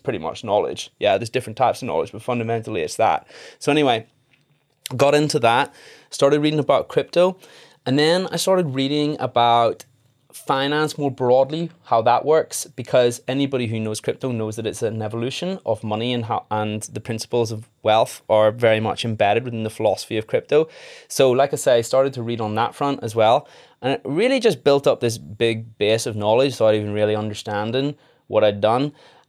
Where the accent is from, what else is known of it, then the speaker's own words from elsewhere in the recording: Northern Ireland, United Kingdom; now in England; So I'm a dentist as well. I qualified in Leeds in 2016. I'm originally from Northern Ireland. My accent has waned a little bit.